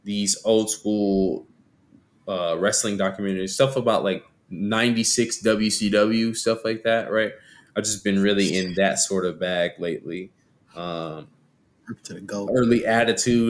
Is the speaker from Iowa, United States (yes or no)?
no; San Antonio, Texas, United States; my hometown team, Spurs